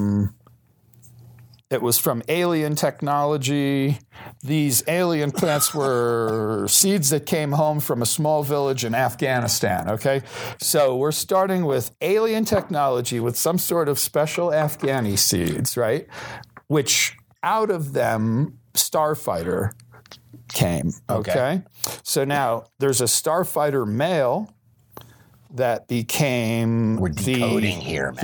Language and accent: English; New York, United States; moved away; I'm from New York